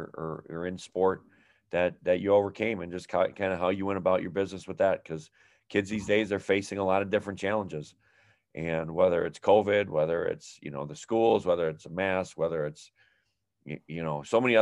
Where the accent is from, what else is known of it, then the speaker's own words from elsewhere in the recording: Alaska, United States; I grew up in Alaska